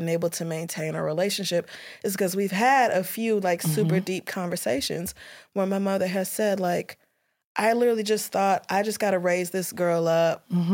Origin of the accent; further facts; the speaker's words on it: Louisiana, United States; moved away; I was born in Louisiana and I grew up there first.